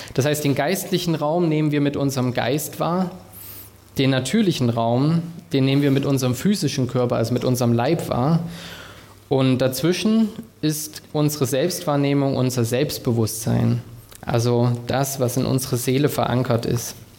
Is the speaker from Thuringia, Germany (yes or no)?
yes; Thuringia, Germany; moved away as an adult; now in Stuttgart, Germany; Ich komme ursprünglich aus Thüringen